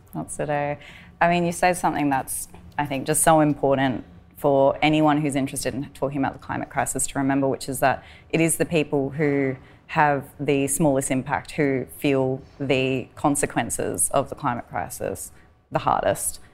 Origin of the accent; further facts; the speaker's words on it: Tanami Desert, Northern Territory, Australia; I'm a Walbury woman from the Tanami Desert.